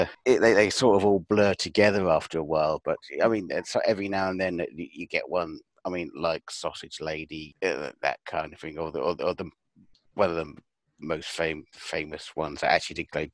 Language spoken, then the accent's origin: English; United Kingdom; Yeah, I mean, as a British thing goes, it is very British that we can laugh at ourselves